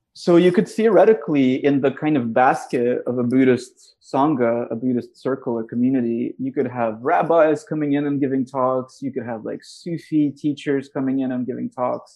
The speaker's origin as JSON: {"language": "English", "region": "Moscow", "country": "Russia", "tie": "born or raised there", "moved": "yes", "lives_now": "United States", "said": "I'm from Russia"}